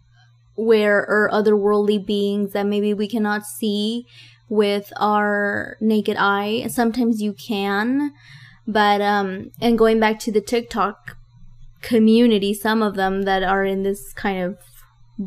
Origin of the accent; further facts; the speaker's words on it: Texas, United States; also born or lived in San Luis Potosí, Mexico; When I was one, almost two, my family relocated to the US with my dad, and I grew up here